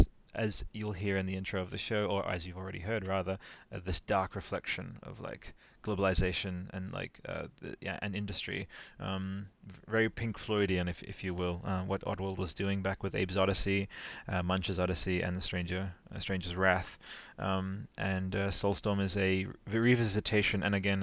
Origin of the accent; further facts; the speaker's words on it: Italy; It's like it's like you guys again, deep cut for Italy, growing up in Italy, but you guys remember Albero Azzurro?